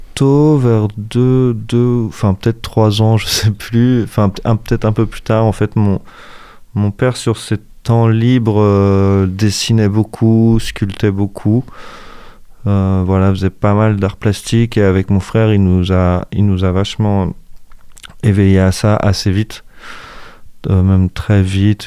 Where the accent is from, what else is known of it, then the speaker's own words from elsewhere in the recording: Angers, Pays de la Loire, France; also born or lived in Coutances, Manche; j'ai quitté Coutances à un an et demi. En fait, mes parents commençaient de travailler, ont été mutés. Dès qu'ils ont pu revenir à Angers, ils sont venus à Angers.